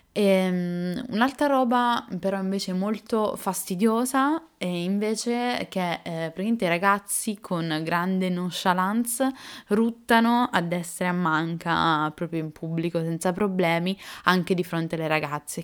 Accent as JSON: {"language": "Italian", "country": "Italy", "accent": "Italian", "said": "l'accento italiano"}